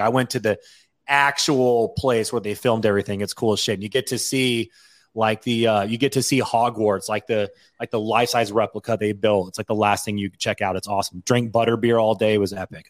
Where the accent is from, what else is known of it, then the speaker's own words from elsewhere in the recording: Washington, United States; moved away; growing up in Washington and being, like, a Washingtonian